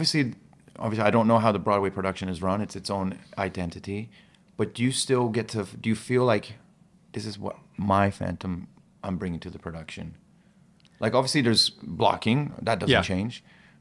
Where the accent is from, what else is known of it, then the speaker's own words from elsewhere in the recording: Ostia, Lazio, Italy; also born or lived in Iran; That was my first home. Because I was when I was born in Iran, I was probably there 2-3 months, and that's it. And then Italy for the first 2-3 years of my life.